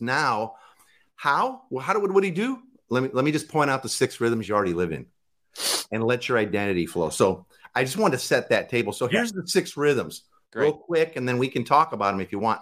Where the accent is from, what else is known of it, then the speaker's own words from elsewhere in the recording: Waukegan, Illinois, United States; now in Tacoma, United States; I grew up in Waukegan, Illinois, which is the freshwater salmon capital of the world